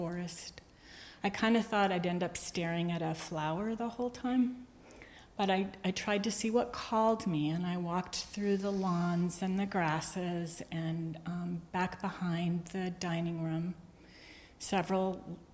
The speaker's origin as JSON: {"language": "English", "region": "New England", "country": "United States", "also_born_or_lived": "South Hadley, Massachusetts", "moved": "as an adult", "lives_now": "Texas, United States", "said": "I think I'm from New England, but I've spent the last 34 years in Texas."}